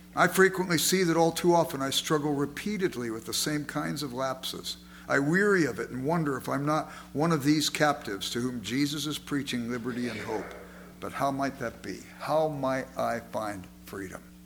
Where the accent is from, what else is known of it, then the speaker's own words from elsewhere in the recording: Los Angeles, California, United States; I grew up in South Central Los Angeles